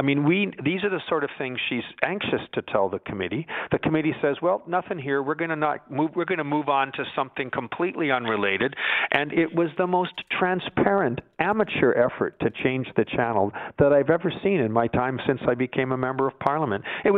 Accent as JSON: {"language": "English", "country": "Canada", "said": "Aren't you embarrassed as a Canadian? I know I am."}